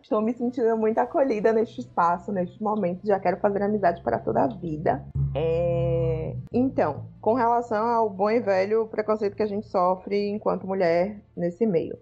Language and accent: Portuguese; Salvador, Bahia, Brazil; sou daqui de Salvador